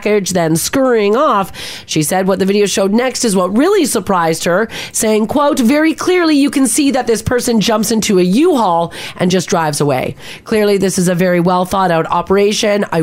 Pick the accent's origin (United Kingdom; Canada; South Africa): Canada; being Canadian